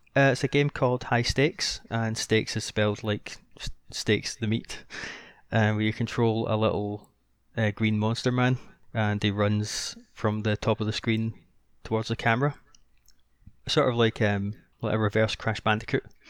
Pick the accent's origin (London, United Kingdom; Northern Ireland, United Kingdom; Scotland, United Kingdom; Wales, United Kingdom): Scotland, United Kingdom; I'm Scottish